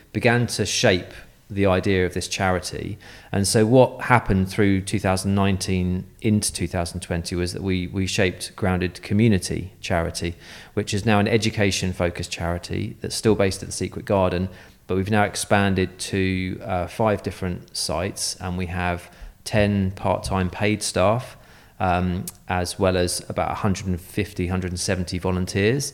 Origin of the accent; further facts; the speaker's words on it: Guildford, South East England, United Kingdom; moved away; also born or lived in Boscombe; I'm from Guildford in Surrey